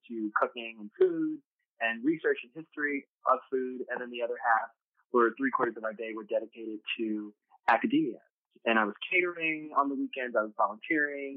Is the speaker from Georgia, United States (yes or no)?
no; New York City, New York, United States; growing up in New York City